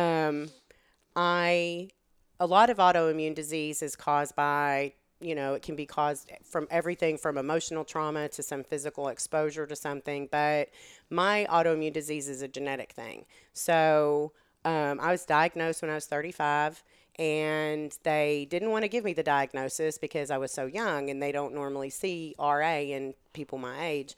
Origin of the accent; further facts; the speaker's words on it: Texas, United States; accent: Texan; moved away as an adult; now in Hillsboro, United States; I grew up in Texas and I moved here. I was twenty-three years old